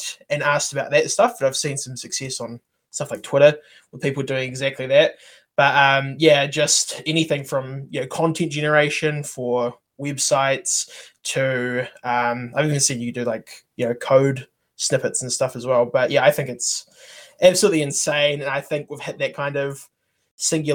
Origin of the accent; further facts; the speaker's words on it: New Zealand; I'm also a developer from New Zealand